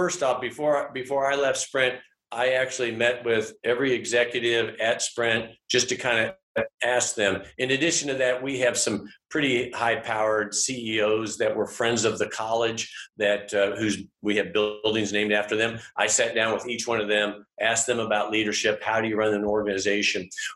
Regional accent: St. Joseph, Missouri, United States; also born or lived in Kansas City, Kansas; now in Atchison, United States; I grew up in Kansas City, Kansas. And then when I was 9, we moved to St. Joseph, Missouri

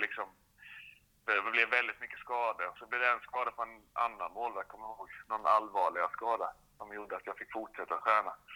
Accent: Alvesta, Kronoberg County, Sweden; det är där jag är född och, född uppvuxen

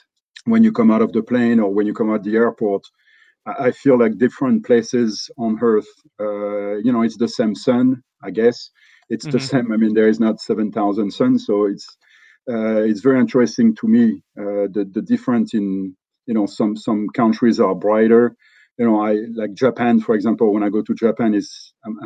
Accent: Beauvais, Hauts-de-France, France; English is a second language; moved away as an adult; also born or lived in Paris, France / Chicago, United States / Los Angeles, United States; now in United States; I was born in Beauvais, which is a small town in Oise area. It's between Paris and Normandy, for, I think that will place it a little bit better on the map for the listeners. It's a 60,000 people town. So I grew up there.

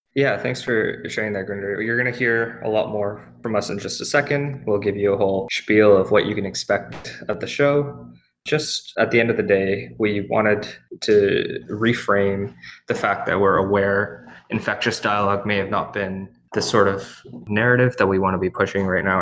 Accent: Hamilton, Ontario, Canada; I'm actually from Hamilton. I, uh, went away for my undergrad, but now I'm back

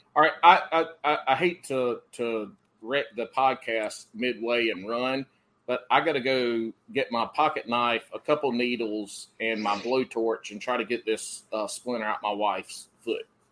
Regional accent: the Carolinas, United States; I grew up in the Carolinas, and I fought wildfire

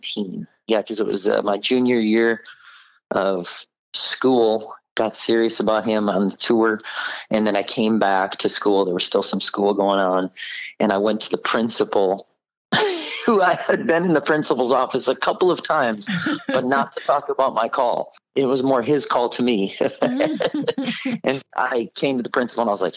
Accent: Oak Creek, Wisconsin, United States; I was born and raised in Milwaukee, Wisconsin area, Oak Creek to be specific

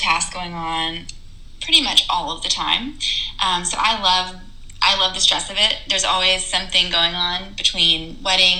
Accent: Texas, United States; moved away as an adult; now in Indiana, United States; I'm from Texas, and my family and support is all there

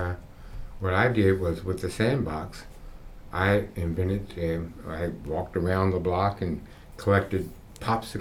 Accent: Washington, District of Columbia, United States; I was born and raised here in Washington, D.C.

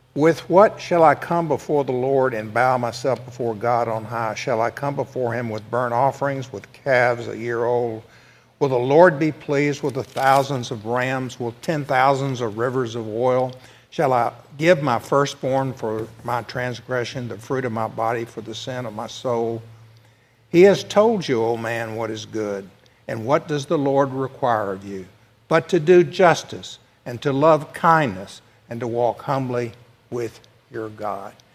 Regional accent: the South, United States; I'm from the South

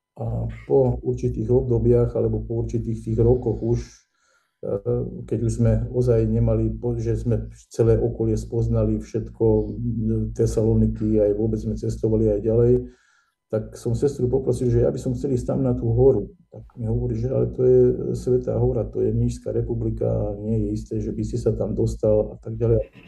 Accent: Nitra, Nitra Region, Slovakia; ja som rodák z Nitry

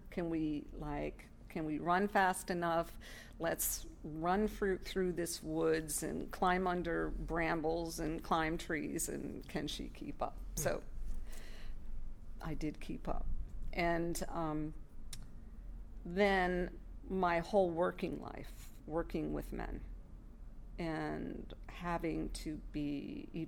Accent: New York, United States; All right, I'm from New York, and uh, we don't

